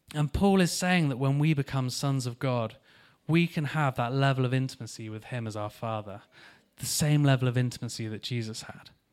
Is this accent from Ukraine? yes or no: no; Taunton, South West England, United Kingdom; moved away; I'm from Taunton in Somerset. That's where I came from